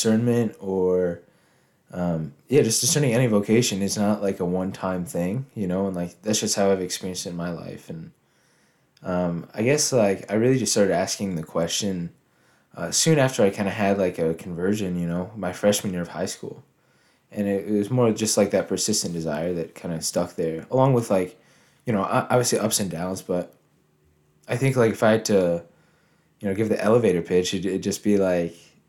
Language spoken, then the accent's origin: English; United States; I'm from the Quad Cities. I just graduated high school a couple weeks ago